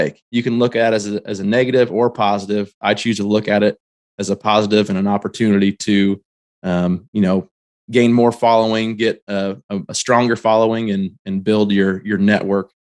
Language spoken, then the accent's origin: English; Shelbyville, Illinois, United States; born or raised there